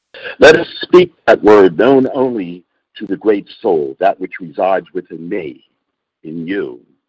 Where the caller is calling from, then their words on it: Pennsylvania, United States; I'm calling from Pennsylvania.